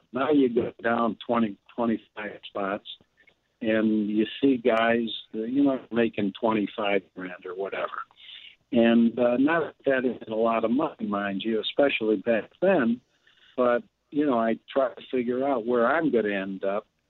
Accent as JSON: {"language": "English", "town": "Highland Park", "region": "Illinois", "country": "United States", "tie": "born or raised there", "also_born_or_lived": "Buffalo, New York", "said": "I started caddying there when we moved to Highland Park from Buffalo, New York, when I was 11 years old, 1952"}